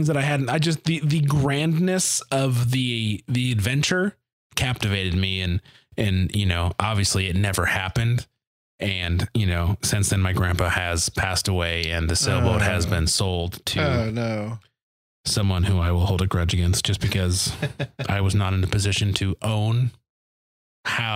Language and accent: English; Detroit, Michigan, United States; now in Kansas, United States; I grew up in Detroit